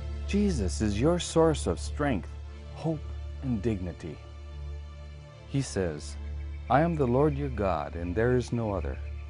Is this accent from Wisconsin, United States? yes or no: yes; Wisconsin, United States; I was raised on the Wisconsin Stockbridge-Munsee Reservation, which was not my tribe's original home.